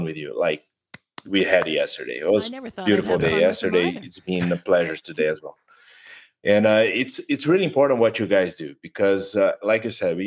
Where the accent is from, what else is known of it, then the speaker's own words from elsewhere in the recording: Brazil; English is a second language; we were born and raised in Brazil